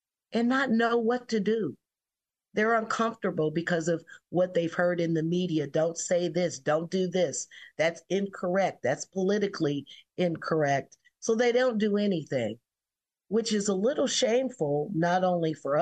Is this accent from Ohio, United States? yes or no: yes; Columbus, Ohio, United States; I grew up in the Bronzeville community